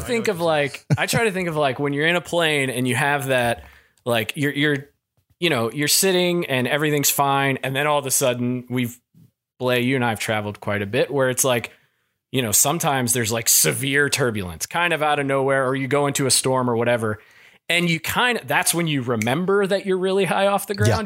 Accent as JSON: {"language": "English", "region": "Kentucky", "country": "United States", "moved": "yes", "said": "I, I'm from Kentucky"}